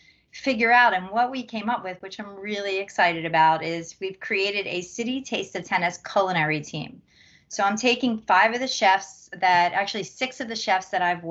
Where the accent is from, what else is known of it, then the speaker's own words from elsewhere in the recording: Philadelphia, Pennsylvania, United States; I'm from Philadelphia